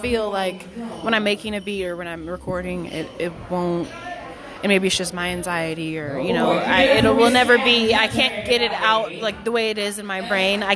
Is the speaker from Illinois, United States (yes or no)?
no; Issaquah, Washington, United States; also born or lived in Fremont, California; I'm originally from the Bay Area, Fremont, California, but we moved up here really young, me and my family, to Issaquah, Washington